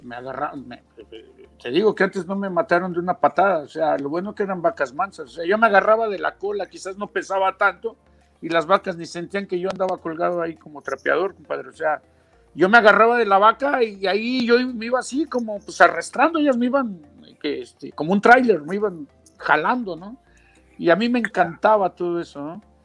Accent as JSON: {"language": "Spanish", "region": "Mexico City", "country": "Mexico", "tie": "born or raised there", "also_born_or_lived": "Huasteca, Hidalgo", "moved": "as an adult", "lives_now": "Australia", "said": "yo crecí en la Ciudad de México, ahí una zona céntrica de la Ciudad de México, pero de raíz yo soy de la Huasteca y hidalguense"}